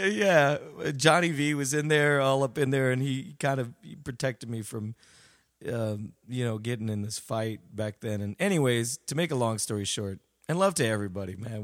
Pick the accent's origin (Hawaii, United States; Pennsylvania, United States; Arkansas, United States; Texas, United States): Texas, United States; San Antonio; also born or lived in Dallas, Texas; originally I was um, San Antonio, and um, you know I I started um, you know preschool, elementary around there, mm-hmm. and um, that was the south side of San Antonio, and then uh, my my parents uh, moved to Dallas um, mm-hmm. for a job, so then I pretty much finished the rest of my school career kind of in Dallas until high school and went back to San Antonio